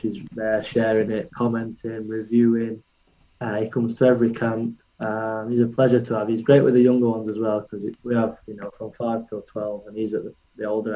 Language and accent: English; Worksop, East Midlands, United Kingdom; my hometown of Worksop, just outside of Sheffield